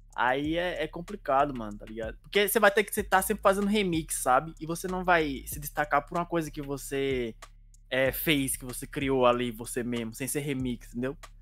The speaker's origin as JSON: {"language": "Portuguese", "region": "Bahia", "country": "Brazil", "said": "Eu sou da Bahia"}